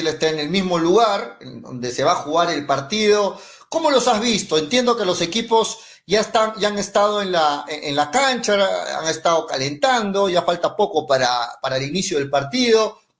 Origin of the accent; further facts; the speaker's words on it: Mollendo, Arequipa, Peru; Yo soy de Moyendo, así que queremos que gane Nacional.